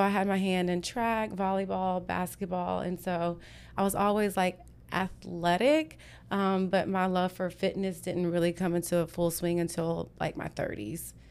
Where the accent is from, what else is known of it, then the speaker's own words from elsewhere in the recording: Whitney, Texas, United States; moved away as an adult; also born or lived in Houston; I grew up in Whitney. It's about seventy-two miles east of here